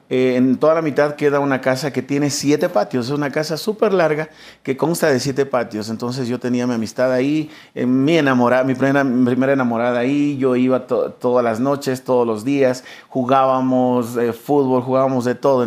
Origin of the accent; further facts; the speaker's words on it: Quito, Pichincha, Ecuador; toda mi vida crecí en el barrio de San Roque